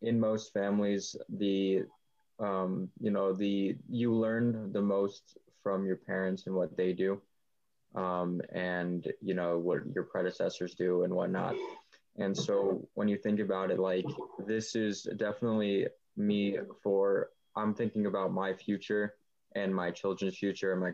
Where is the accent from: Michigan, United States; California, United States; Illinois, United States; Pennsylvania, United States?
Illinois, United States; Buffalo Grove; I'm from Buffalo Grove